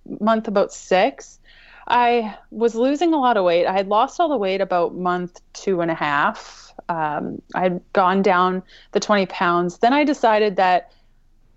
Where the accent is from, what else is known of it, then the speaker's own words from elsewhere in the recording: Canada; I'm Canadian